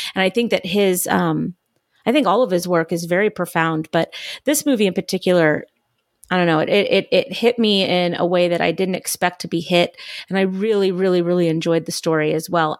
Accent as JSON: {"language": "English", "region": "California", "country": "United States", "tie": "born or raised there", "said": "born and raised in California, like I was"}